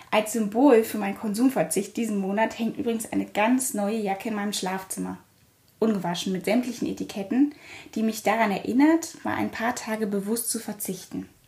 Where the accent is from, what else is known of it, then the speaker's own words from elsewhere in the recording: Germany; born there; Ich wurde in der DDR geboren, einem Staat, den es heute nicht mehr gibt.